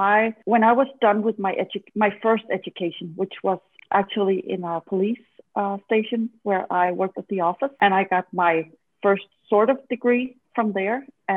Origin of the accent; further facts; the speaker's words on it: Denmark; I'm from Denmark